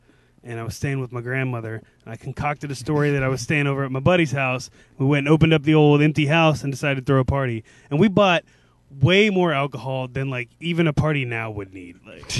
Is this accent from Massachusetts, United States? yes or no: no; Deer Park, Texas, United States; We're from Deer Park, so there's easements behind almost like every other street. Like every city block, there's big easements where the power lines run through.